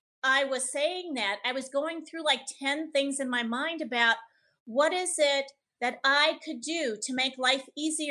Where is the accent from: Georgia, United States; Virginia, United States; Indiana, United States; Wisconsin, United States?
Wisconsin, United States; Menomonee Falls; now in Las Vegas, United States; I said, Menominee Falls